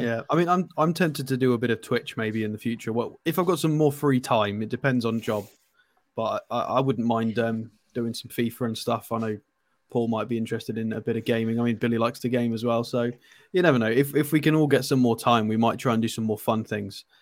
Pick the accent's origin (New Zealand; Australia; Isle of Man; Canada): Isle of Man; also born or lived in Poland; I'm from the Isle of Man